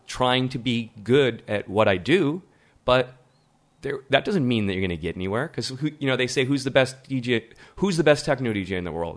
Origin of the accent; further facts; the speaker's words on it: Midwest, United States; moved away; also born or lived in Berlin; as an American